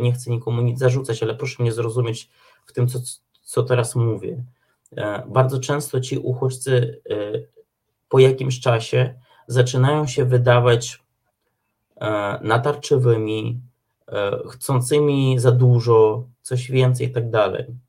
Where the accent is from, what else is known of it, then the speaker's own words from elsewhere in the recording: Ukraine; now in Poland; my Ukraińcy tutaj też mieszkający w Polsce